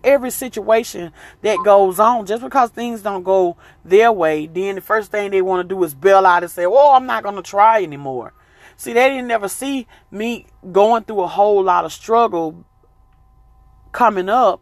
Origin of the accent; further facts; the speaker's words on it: the South, United States; I'm from the South